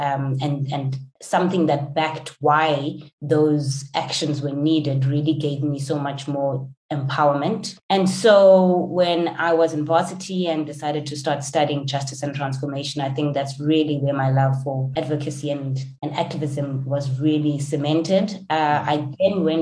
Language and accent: English; rural Eastern Cape, South Africa; Growing up in South Africa, and particularly in the rural Eastern Cape